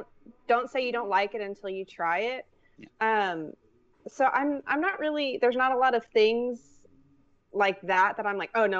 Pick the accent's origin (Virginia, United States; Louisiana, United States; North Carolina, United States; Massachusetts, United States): Louisiana, United States; now in San Antonio, United States; I didn't try guacamole until I moved to Texas because they had it. Like, so I'm from Louisiana.